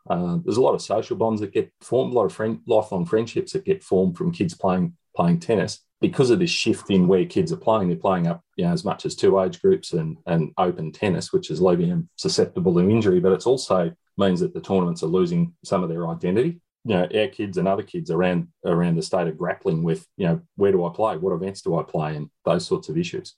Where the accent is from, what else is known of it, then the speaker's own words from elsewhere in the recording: Shepparton, Victoria, Australia; I'm from I'm from Shepparton